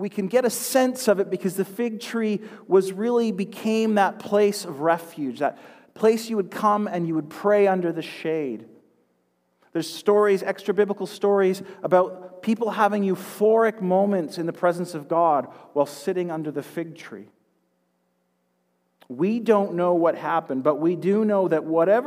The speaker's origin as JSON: {"language": "English", "town": "Duncan", "region": "British Columbia", "country": "Canada", "tie": "born or raised there", "said": "Can anything good come from Duncan? My hometown had a nickname, Drunken Duncan"}